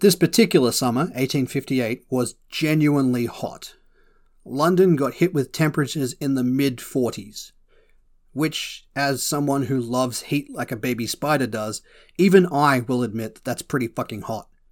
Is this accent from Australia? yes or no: yes; Australia; As an Aussie